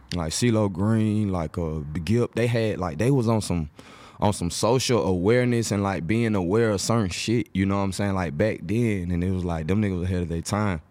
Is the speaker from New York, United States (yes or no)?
no; Atlanta, Georgia, United States; I was born in Atlanta, but I'm just saying that I have a big part of my family that's on the East Coast